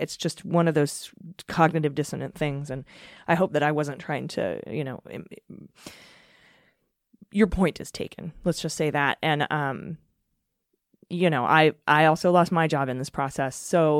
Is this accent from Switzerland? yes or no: no; Canada; I'm a bit of an American news junkie that I sometimes forget I'm actually Canadian, but I indeed am.